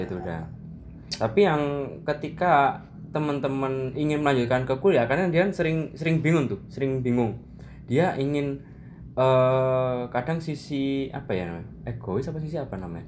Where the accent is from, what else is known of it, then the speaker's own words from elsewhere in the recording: Malang, East Java, Indonesia; now in Yogyakarta, Indonesia; saya sendiri kan dari Malang